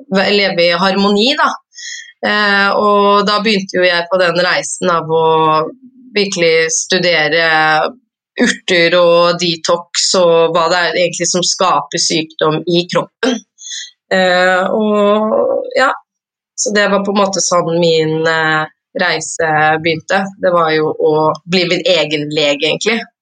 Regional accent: Oslo, Norway; jeg er fra Oslo

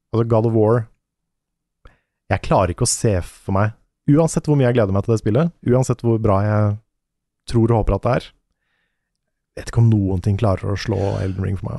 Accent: Norway; som nordmann

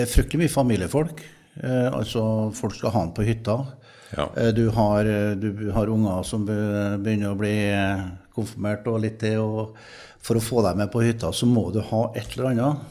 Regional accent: Trøndelag, Norway; I Trøndelag, der jeg kommer fra

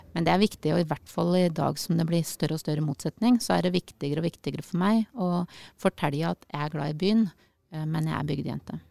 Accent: Øyer, Innlandet, Norway; moved away as an adult; also born or lived in Tromsø / Oslo; now in Sørumsand, Norway; Jeg er jo fra Øyer

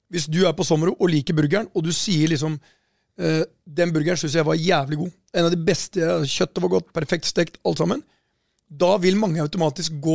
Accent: Porsgrunn, Telemark, Norway; moved away; Her sitter vi fra Porsgrunn

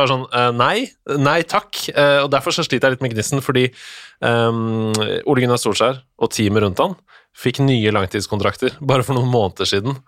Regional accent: Norway; som nordmann

